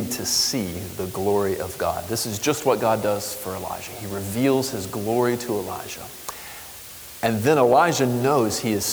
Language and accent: English; Florida, United States; I grew up in Florida in hurricane land